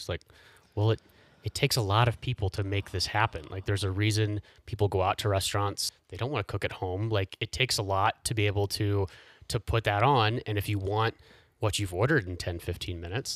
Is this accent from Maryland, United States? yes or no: no; Indianapolis, Indiana, United States; moved away as an adult; now in Colorado, United States; I grew up in Indianapolis